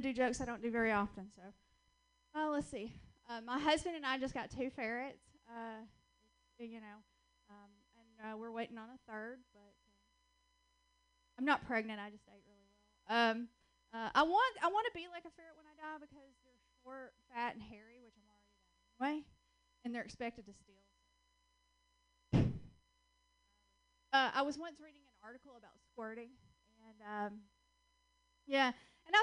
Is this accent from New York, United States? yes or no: no; Georgia, United States; accent: Southern; moved away as an adult; also born or lived in West Coast; I'm originally from Georgia. That's where I get this wonderful little accent